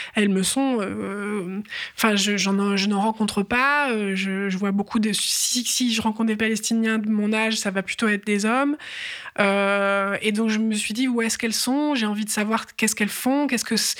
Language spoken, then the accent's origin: French; France; en tant que Française